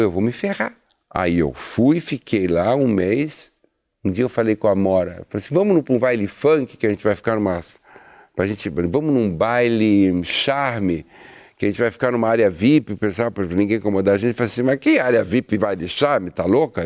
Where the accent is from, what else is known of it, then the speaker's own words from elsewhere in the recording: São Paulo, Brazil; Eu sou italiano, eu sou paulista.